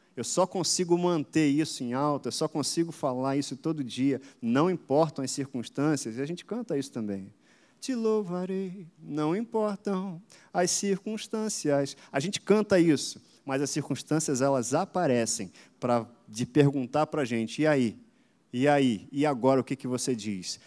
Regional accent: Caxias, Brazil; eu sou, inclusive, de Caxias, não sei se todo mundo sabe. Eu e Ludmila, a gente é daqui de Caxias. Cresci aqui perto, na Rua Ouro Preto, brincava aqui, joguei muita bola aqui na praça. Enfim, sou criado aqui em Caxias

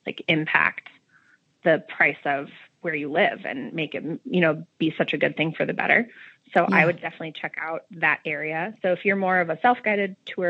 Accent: Midwest, United States; accent: Midwestern; my Midwestern Spanish accent

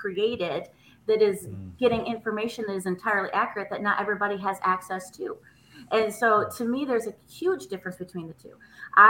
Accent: Nashville, Tennessee, United States; I'm from Nashville, Tennessee, and we had to go to Seattle, Washington's Children's Hospital.

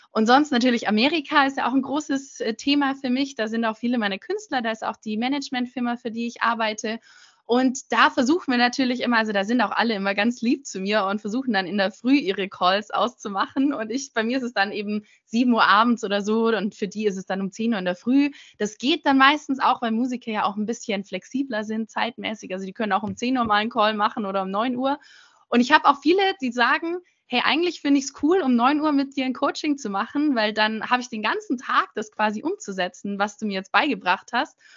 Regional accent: Munich, Bavaria, Germany; also born or lived in London / Los Angeles; ich komme original aus München und lebe aktuell gerade in München

